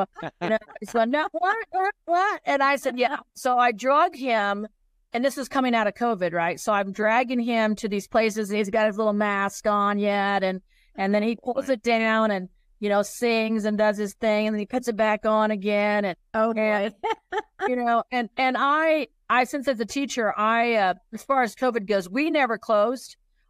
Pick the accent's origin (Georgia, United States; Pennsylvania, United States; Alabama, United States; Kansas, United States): Kansas, United States; now in Colorado, United States; I'm from Kansas, but I actually live in Colorado.